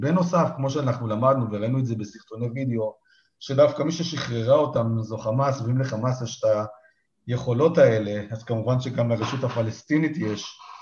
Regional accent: Israel; בתור ישראלים

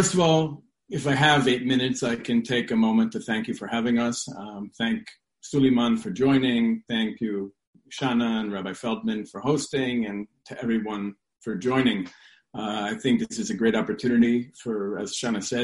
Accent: New York City, New York, United States; I grew up in New York City

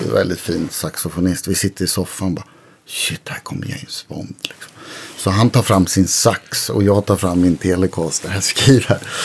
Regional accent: Örebro, Örebro County, Sweden; jag växte upp i Örebro.

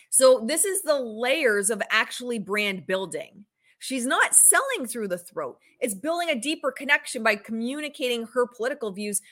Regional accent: Canada; I'm Canadian

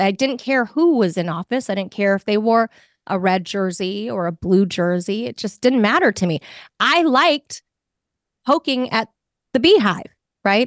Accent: Los Angeles, California, United States; being born and raised in Los Angeles

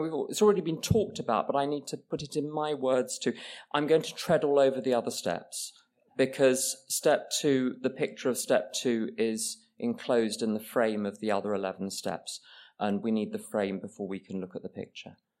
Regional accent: England, United Kingdom; I, I'm English

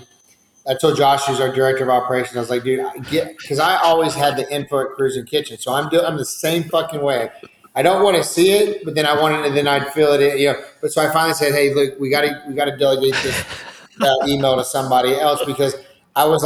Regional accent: Georgetown, Texas, United States; now in San Antonio, United States; I grew up in Georgetown, right down the street in Austin

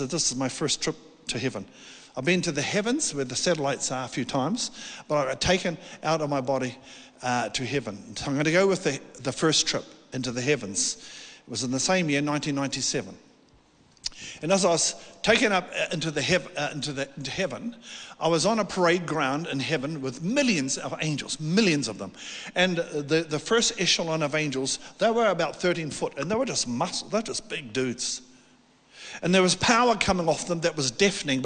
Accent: South Island of New Zealand, New Zealand; I'm from the South Island of New Zealand, little town there

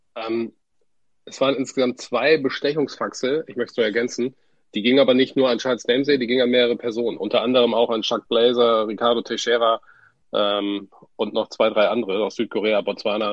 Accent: Wilhelmshaven, Lower Saxony, Germany; kommen gebürtig aus Wilhelmshaven

